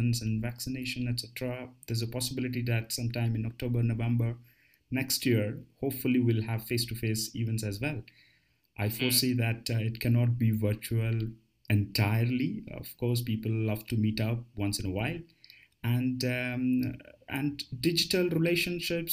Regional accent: Bangalore, Karnataka, India; moved away as an adult; also born or lived in United States / United Kingdom / Middle East; had my base in my hometown, Bangalore.

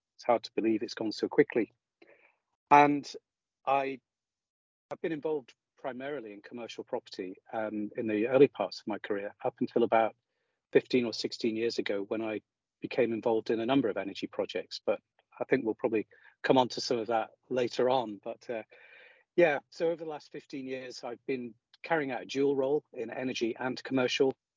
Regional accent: High Peak, East Midlands, United Kingdom; moved away as an adult; also born or lived in Aberdeen; now in Scotland, United Kingdom; close to where I grew up in the High Peak

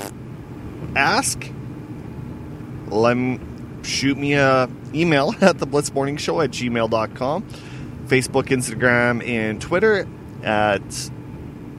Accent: Weyburn, Saskatchewan, Canada; born or raised there

